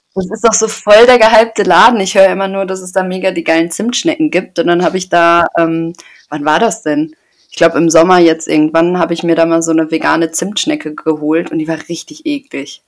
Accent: Paderborn, North Rhine-Westphalia, Germany; ich komme aus Paderborn

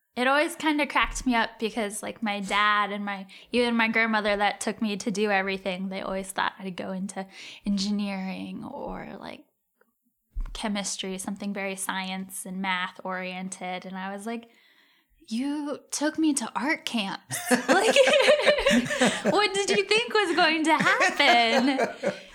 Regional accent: Cincinnati, Ohio, United States; moved away; also born or lived in St. Louis; I'm from Cincinnati.

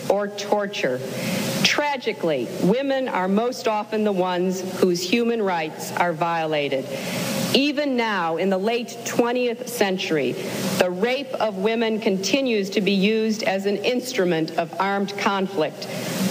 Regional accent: United States; As an American

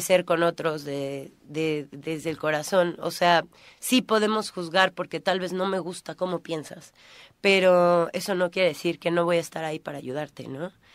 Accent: Cuernavaca, Morelos, Mexico; moved away as an adult; now in Tulum, Mexico; soy de aquí, soy de Cuernavaca, tengo un gran, una gran parte de mi corazón aquí.

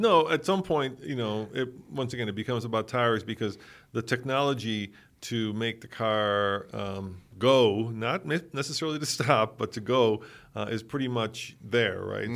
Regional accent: Czechia; moved away; I'm Czech, and it, it, I was born in the Czech Republic

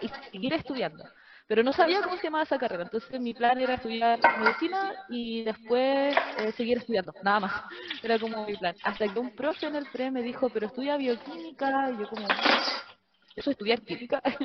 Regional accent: Arica, Arica y Parinacota, Chile; la única de Arica

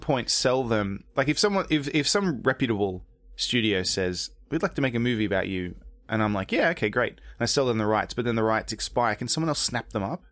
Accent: Australia; moved away as an adult; also born or lived in England / America; now in United States; I was born in England, moved to Australia when I was three, grew up there, moved to America when I was in my thirties

